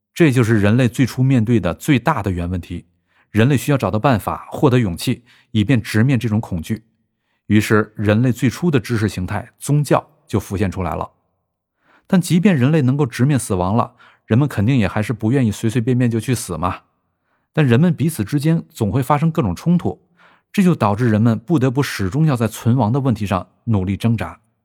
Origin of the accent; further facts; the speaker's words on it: China; 我们作为中国人